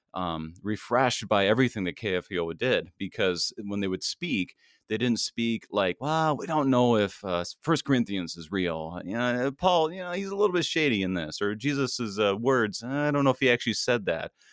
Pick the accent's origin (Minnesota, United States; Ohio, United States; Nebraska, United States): Minnesota, United States; also born or lived in Milwaukee; I am a, a, a Minnesotan. I, I grew up here, I was born here, my parents moved here when I was in the womb